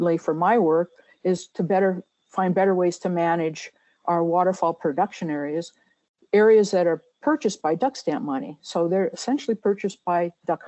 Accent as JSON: {"language": "English", "region": "central Minnesota", "country": "United States", "tie": "born or raised there", "said": "I'm the only Minnesotan in this group. I grew up in Minnesota, in central Minnesota."}